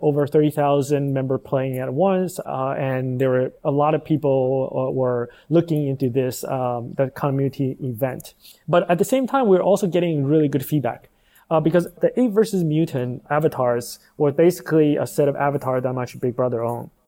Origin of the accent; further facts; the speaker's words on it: Taiwan; moved away as an adult; also born or lived in United States; I'm actually originally from Taiwan